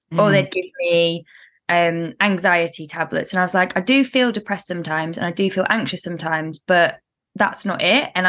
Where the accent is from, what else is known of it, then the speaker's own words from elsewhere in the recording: the Midlands, England, United Kingdom; accent: northern vowels; also born or lived in Spain; now in London, United Kingdom; I'm in the middle, which is why I kind of have northern vowels